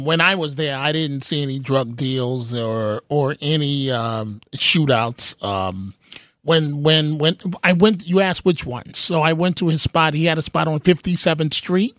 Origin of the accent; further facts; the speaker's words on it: New York City, New York, United States; also born or lived in Manhattan; Born in Manhattan, raised in the Bronx